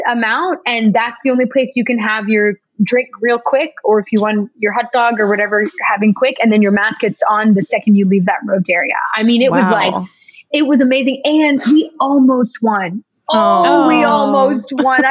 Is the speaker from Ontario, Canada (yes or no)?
yes; Toronto, Ontario, Canada; now in Los Angeles, United States; my husband and I are both from Toronto